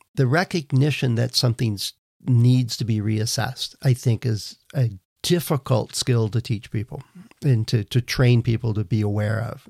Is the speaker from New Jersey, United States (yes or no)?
no; Wisconsin, United States; moved away; I grew up in Wisconsin